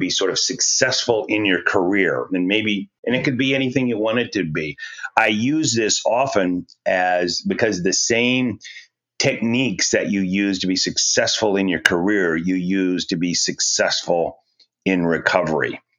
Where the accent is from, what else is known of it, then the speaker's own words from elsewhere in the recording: rural Missouri, United States; I grew up on a pork farm, which is a sophisticated way of saying we raised pigs in rural Missouri